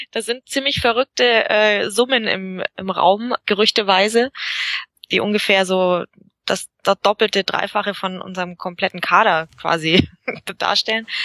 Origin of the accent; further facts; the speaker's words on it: Bavaria, Germany; Ähm, ja, also wir, wir sind ja äh, aus Bayerisch-Schwaben.